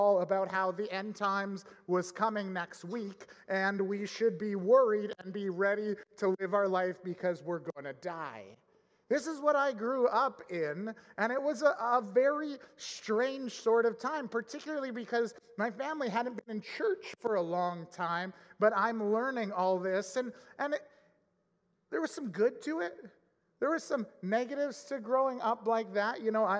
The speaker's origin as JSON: {"language": "English", "town": "Edmonton", "region": "Alberta", "country": "Canada", "tie": "born or raised there", "said": "growing up in Edmonton area in the mid-90s"}